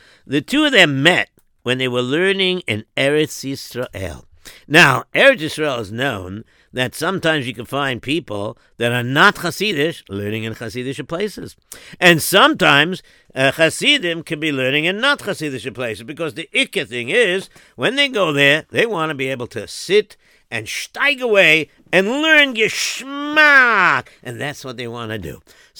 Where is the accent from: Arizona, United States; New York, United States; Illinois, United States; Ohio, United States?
New York, United States; Williamsburg; even though I'm third generation American already. But, the thing is that I grew up in Williamsburg and my parents are European and whatever.